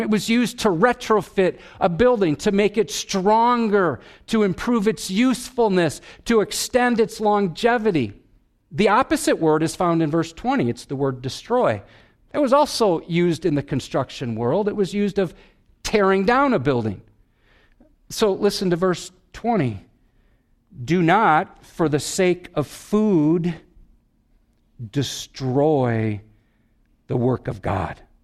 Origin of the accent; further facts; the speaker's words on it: Wisconsin, United States; I'm from Wisconsin